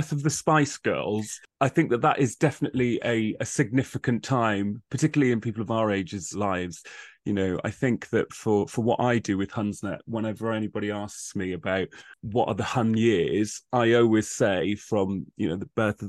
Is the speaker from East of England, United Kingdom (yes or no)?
no; Wales, United Kingdom; being a young gay guy growing up in South Wales, it was pretty tough at times.